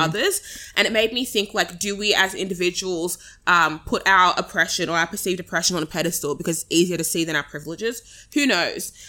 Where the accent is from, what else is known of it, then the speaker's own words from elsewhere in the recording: Australia; as Australians